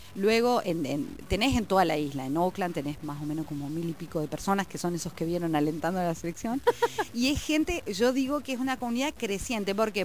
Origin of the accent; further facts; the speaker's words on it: Paraná, Entre Ríos, Argentina; moved away as an adult; also born or lived in Rosario; now in New Zealand; me fui a Rosario, yo soy de Paraná, me fui a Rosario